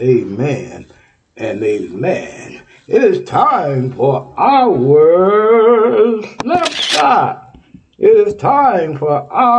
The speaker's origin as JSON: {"language": "English", "region": "Texas", "country": "United States", "moved": "yes", "lives_now": "Ohio, United States", "said": "Texas, my home state, Texas"}